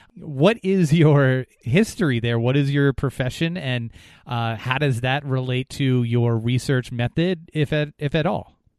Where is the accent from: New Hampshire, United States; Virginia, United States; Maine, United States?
New Hampshire, United States; it happened in my home state.